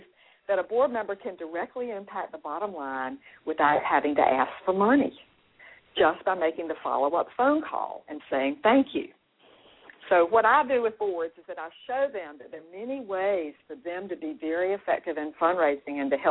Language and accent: English; Raleigh, North Carolina, United States; I'm from Raleigh, North Carolina